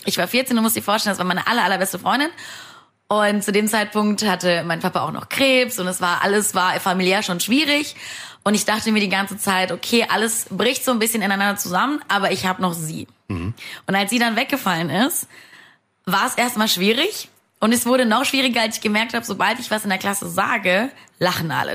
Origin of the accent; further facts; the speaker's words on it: Moldova; also born or lived in Saarland, Germany; now in Germany; Ich bin gebürtig aus Moldawien.